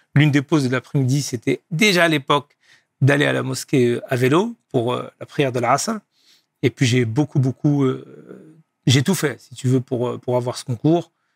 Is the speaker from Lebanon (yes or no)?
no; Laval, Pays de la Loire, France; Je suis né en France, dans une ville du nord-ouest qui s'appelle Laval, géographiquement entre Nantes et, Rennes et Le Mans